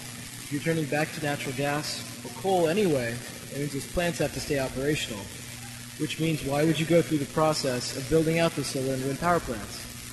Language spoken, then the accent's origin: English; Silicon Valley, California, United States; I'm from Silicon Valley